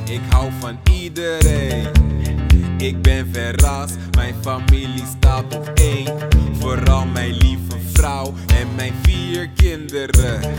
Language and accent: Dutch; Syria; Dutch is a second language; moved away as an adult; now in Netherlands; Syrië, mijn moederland, vertrokken met één tas. Nu ben ik in Nederland